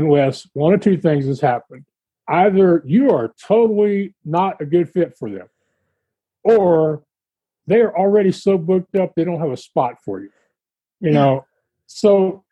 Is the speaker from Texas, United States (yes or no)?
yes; Texas, United States; And I'm from Texas